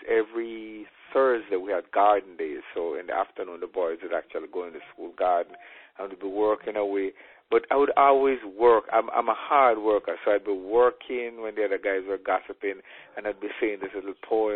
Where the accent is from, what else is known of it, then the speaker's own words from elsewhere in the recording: Saint Catherine, Jamaica; moved away; also born or lived in Westmoreland, Jamaica / Clarendon, Jamaica / St. Elizabeth, Jamaica; finally ended up growing up in St. Catherine, a little district named Central Village.